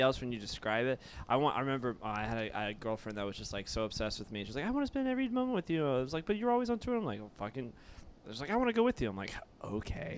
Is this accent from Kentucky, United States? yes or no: yes; Kentucky, United States; now in Florida, United States; I'm from Kentucky